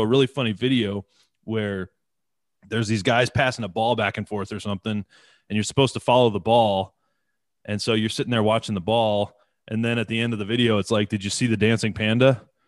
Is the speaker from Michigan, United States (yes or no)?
yes; Detroit, Michigan, United States; from Detroit.